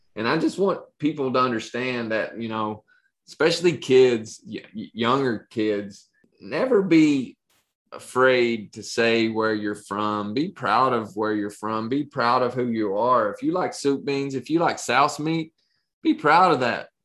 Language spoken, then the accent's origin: English; Appalachia, United States; moved away; when i moved out of appalachia